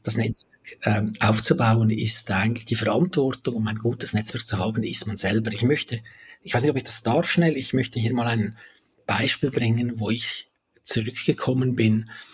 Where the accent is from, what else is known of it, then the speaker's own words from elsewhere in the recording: Valais, Switzerland; also born or lived in Zurich; bin zurück in meine Heimat, ins Wallis gezügelt